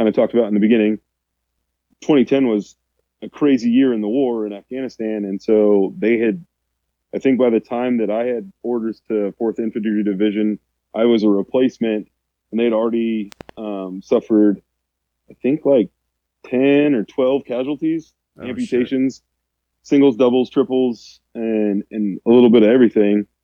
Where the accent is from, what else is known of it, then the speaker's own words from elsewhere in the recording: Rifle, Colorado, United States; moved away; growing up, we lived in a town called Rifle, Colorado